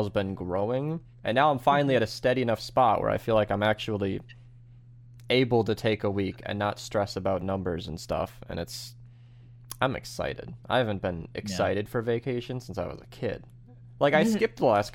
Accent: Minnesota, United States; being a Minnesotan kid

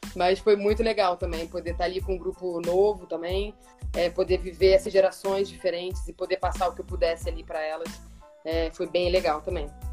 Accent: Rio de Janeiro, Brazil; eu era a única carioca do time

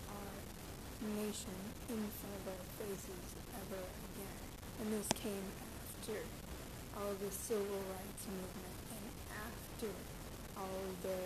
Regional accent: United States; I grew up in American culture. I'm an American citizen

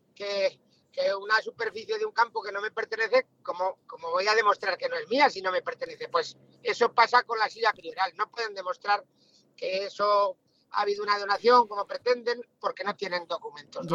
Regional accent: Villanueva de Sijena, Aragon, Spain; como sigenense, como aragonés

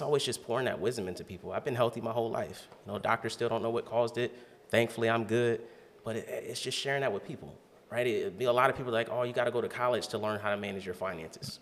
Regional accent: Canton, Ohio, United States; also born or lived in Alabama; now in Columbus, United States; I grew up in Canton, Ohio. Uh, I was born in Alabama

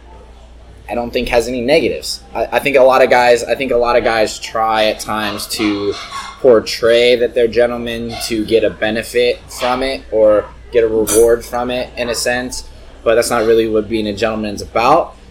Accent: the Bay Area, California, United States; I'm from the Bay

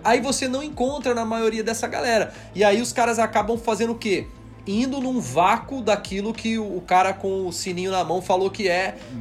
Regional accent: Brazil; nós somos brasileiros aqui, então a gente tem nosso, a nossa língua.

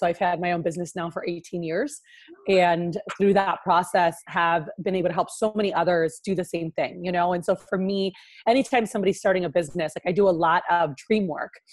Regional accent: Miami, Florida, United States; moved away as an adult; now in Houston, United States; I'm from Miami, Florida, is where I like grew up most of my life

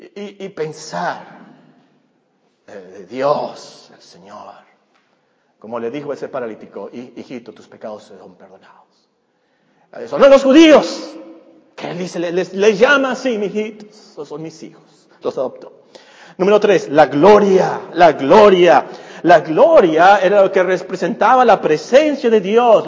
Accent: Mexico; Como mexicano

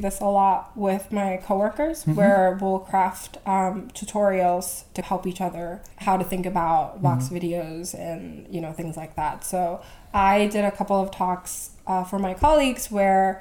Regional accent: Vancouver, British Columbia, Canada; moved away as an adult; also born or lived in Korea; now in New York, United States; I grew up in Korea, and then I moved to Vancouver, where I grew up most of my life

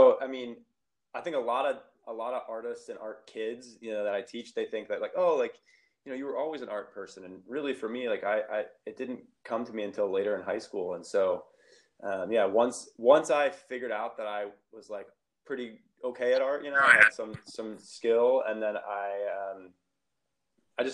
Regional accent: Ohio, United States; moved away as an adult; also born or lived in Illinois / Chicago / Oakland; now in Sacramento, United States; I'm originally from the Midwest. I grew up in Ohio, went to school, undergrad in Ohio

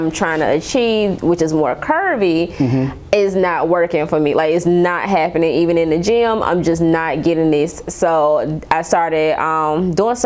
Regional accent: Birmingham, Alabama, United States; moved away as an adult; also born or lived in Seattle, Washington; now in Houston, United States; I'm from Alabama, actually. Mm. So Birmingham. And then I moved to Seattle, Washington in 2018

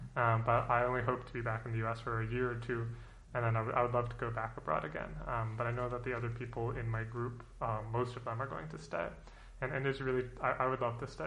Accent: Fort Collins, Colorado, United States; moved away; I'm from a town called Fort Collins in Colorado, in the United States

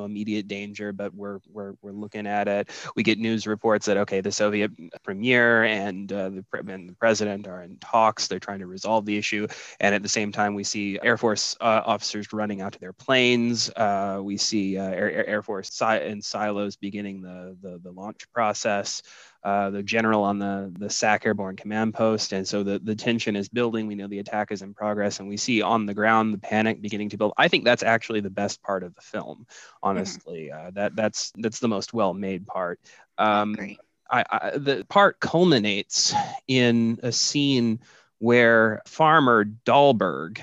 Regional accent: Kansas City, United States; I'm from Kansas City. I live in the Kansas City area

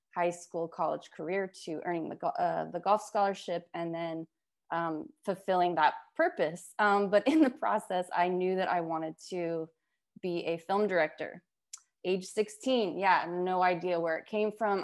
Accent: Las Vegas, Nevada, United States; I grew up in Las Vegas.

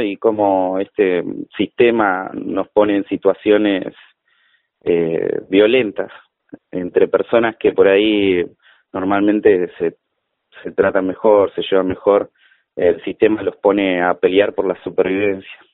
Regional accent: Florencio Varela, Buenos Aires Province, Argentina; also born or lived in La Plata; soy de Varela, siempre viví acá

